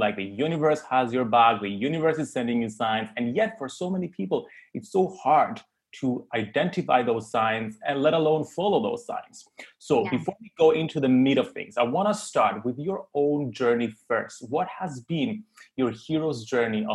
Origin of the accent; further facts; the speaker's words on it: Cyprus; I grew up in Cyprus